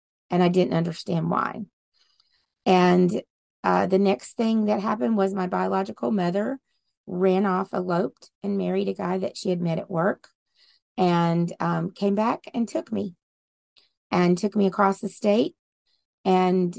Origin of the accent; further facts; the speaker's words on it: Willow Bow, Louisiana, United States; also born or lived in Delhi, Louisiana; Originally, I am from the backwoods and the bayous of Louisiana. I grew up with cowboy boots on my feet and a shotgun in my hand.